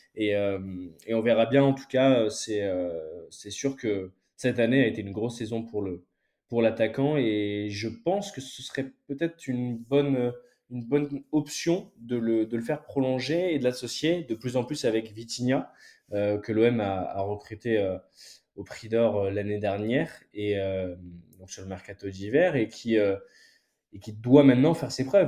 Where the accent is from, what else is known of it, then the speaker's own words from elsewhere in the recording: France; en tant que en tant que Français